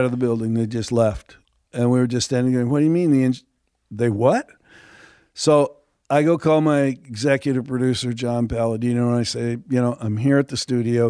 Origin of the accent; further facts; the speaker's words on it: Texas, United States; growing up in Texas, I was around 'em all my life